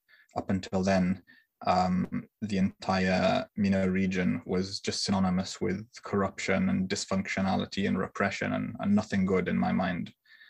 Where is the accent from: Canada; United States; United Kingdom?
United Kingdom; Myself being the child of Libyan expats in the UK and having been born and raised in the UK